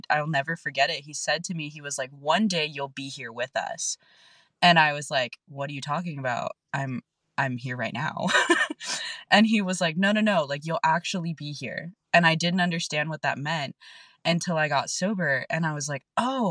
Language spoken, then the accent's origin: English; National City, California, United States; And I grew up in South San Diego. I grew up in National City.